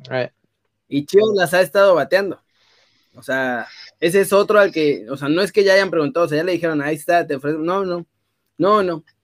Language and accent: Spanish; northern Mexico, Mexico; accent: norteño; mi familia está en Saltillo, pero, o sea, yo tengo raíces de allá, mi acento original es norteño